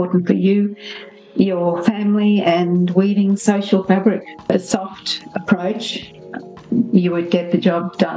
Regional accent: Mount Isa, Queensland, Australia; when I was growing up in Mount Isa

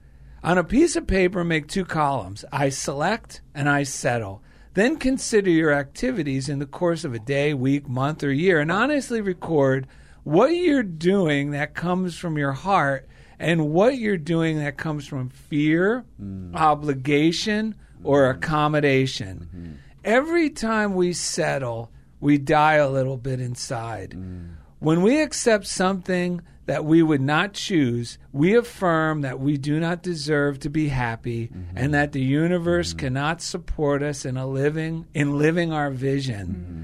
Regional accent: New Jersey, United States; because we grew up in New Jersey, as a teenager, I regularly heard a radio jingle for a men's clothing store in New York City.

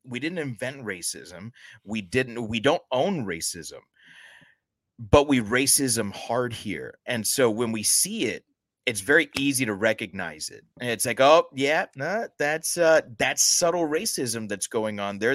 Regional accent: United States; we're both American born

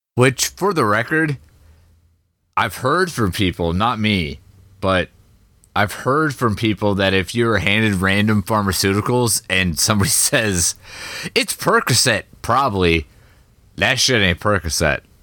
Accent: Midwest, United States; I'm from the Midwest.

